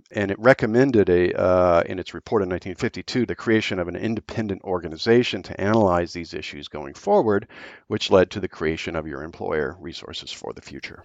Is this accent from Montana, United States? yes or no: yes; Billings, Montana, United States; when I was a kid growing up in Billings, Montana